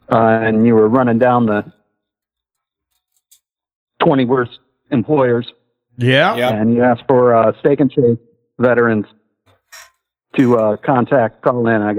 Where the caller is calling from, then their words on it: Hawaii, United States; It's actually day here. I'm calling from Maui.